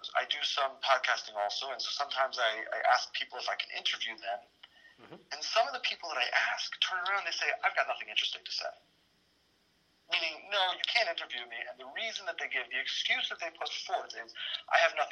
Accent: Baltimore, Maryland, United States; I grew up in Baltimore

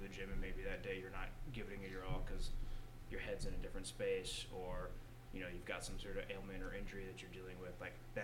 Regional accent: Lubbock, Amarillo, Texas, United States; I grew up in Lubbock, Amarillo

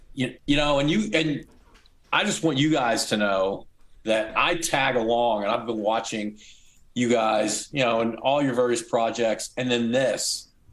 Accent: United States; moved away as an adult; now in Oklahoma City, United States; my wife lives in St. Louis, which is close to my hometown

